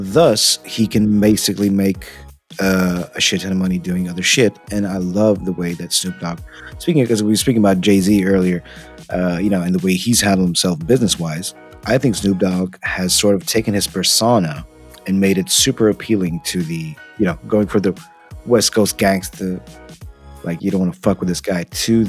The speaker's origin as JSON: {"language": "English", "country": "Romania", "said": "we're from Eastern Europe, right? We're from Romania"}